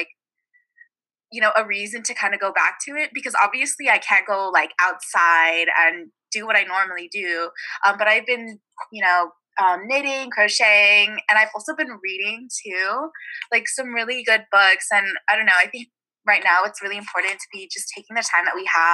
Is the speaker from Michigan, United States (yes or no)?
no; Alameda, California, United States; Right now I'm back home in the Bay Area. I'm from Alameda, which is like a really small island town that's situated in the Bay